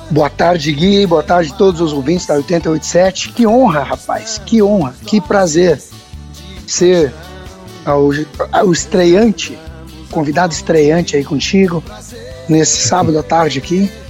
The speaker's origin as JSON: {"language": "Portuguese", "town": "Sananduva", "region": "Rio Grande do Sul", "country": "Brazil", "tie": "born or raised there", "said": "Sou natural de Senanduva, né, aqui Rio Grande do Sul."}